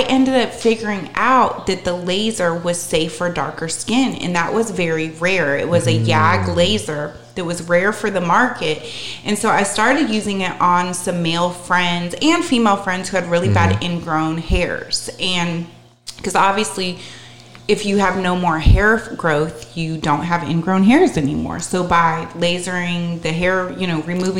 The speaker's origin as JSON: {"language": "English", "region": "Northern California", "country": "United States", "tie": "born or raised there", "moved": "as an adult", "lives_now": "Charlotte, United States", "said": "I grew up in Northern California with a liberal Jewish family"}